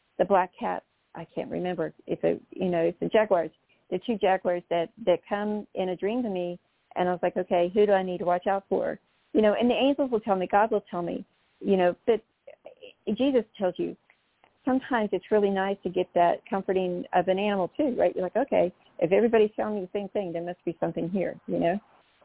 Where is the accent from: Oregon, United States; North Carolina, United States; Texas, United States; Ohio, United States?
North Carolina, United States; I come from North Carolina